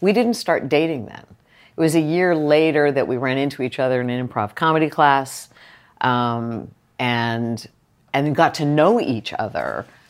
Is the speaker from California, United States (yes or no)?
yes; Whittier, California, United States; I was raised in Whittier, little tiny town, Nixon's hometown. Right. But I'm a native Californian, too.